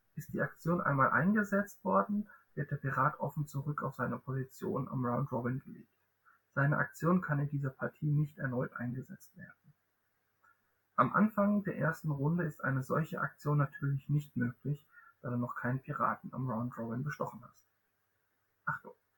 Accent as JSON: {"language": "German", "region": "Southern Germany", "country": "Germany", "said": "Ich komme auch aus Süddeutschland, aus einem anderen Ecke von Süddeutschland"}